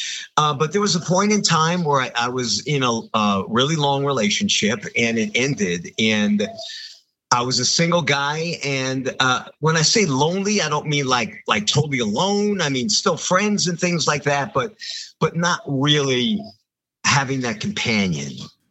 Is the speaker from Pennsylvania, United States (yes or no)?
no; Long Island, New York, United States; Danny is from the same area that I am from. We're both from Long Island in New York